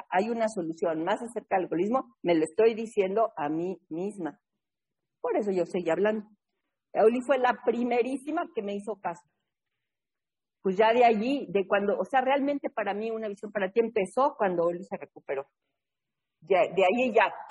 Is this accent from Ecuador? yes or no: no; New England, United States; born there; nació por allá, por donde yo nací, en New England.